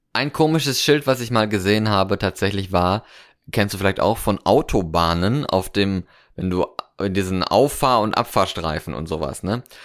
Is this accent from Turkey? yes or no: no; North Rhine-Westphalia, Germany; now in Cologne, Germany; aus meiner Heimat, so Westfalen